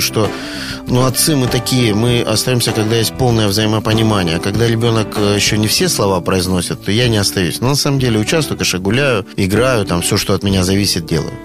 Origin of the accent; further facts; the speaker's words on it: Rostov-on-Don, Rostov Oblast, Russia; я дважды отец, ростовчанин и риэлтор